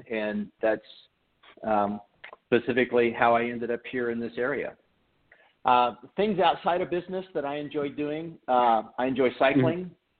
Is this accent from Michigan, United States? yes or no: yes; Detroit, Michigan, United States; born there; also born or lived in Missouri; now in Nashville, United States; I was born in Detroit. I'm an Army brat.